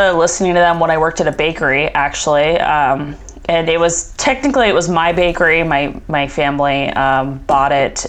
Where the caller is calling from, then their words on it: Phoenix, Arizona, United States; Phoenix, Arizona.